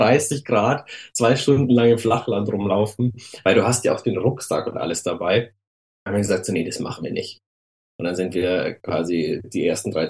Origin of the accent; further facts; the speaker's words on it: Munich, Bavaria, Germany; Also ich komme ja aus München und ähm, mein Opa war ein leidenschaftlicher Wanderer und der hat mich schon als kleines Kind immer mit in die äh, Berge genommen zum Wandern.